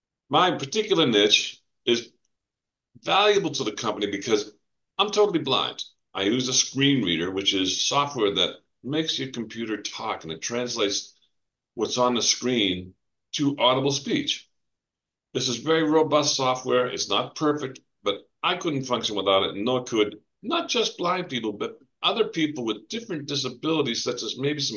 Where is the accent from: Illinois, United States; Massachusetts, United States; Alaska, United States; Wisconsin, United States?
Massachusetts, United States; New England; moved away as an adult; also born or lived in west coast of Florida; now in Florida, United States; I grew up in New England, Massachusetts. If you couldn't tell by my accent